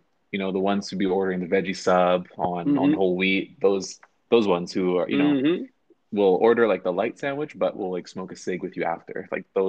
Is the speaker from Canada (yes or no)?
yes; Canada; we are both dealing with being Canadian citizens.